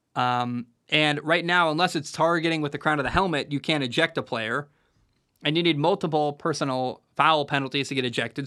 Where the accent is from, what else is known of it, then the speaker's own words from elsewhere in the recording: Oregon, United States; I grew up in Oregon